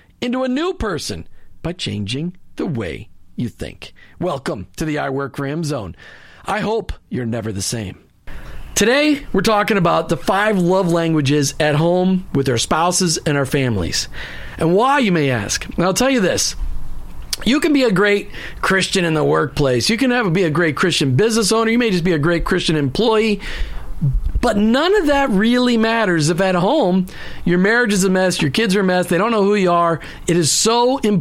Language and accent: English; Minnesota, United States; also born or lived in New Jersey; I was born in New Jersey. Even though I grew up in Minnesota